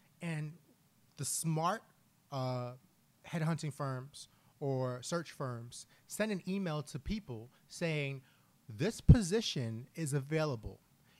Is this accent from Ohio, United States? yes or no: no; New York City, New York, United States; now in Philadelphia, United States; I am from Harlem